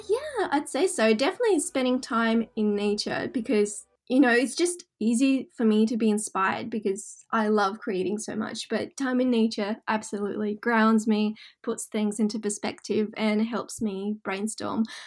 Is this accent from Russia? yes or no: yes; Russia; now in Australia; I grew up in Russia, um I consider Australia home.